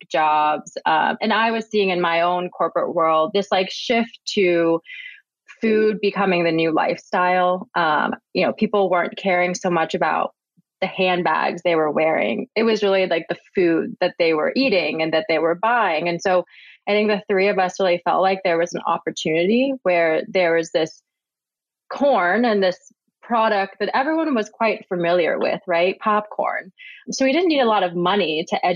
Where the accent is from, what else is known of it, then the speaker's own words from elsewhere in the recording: Midwest, United States; moved away as an adult; now in New York City, United States; I grew up in the Midwest and I went to the University of Michigan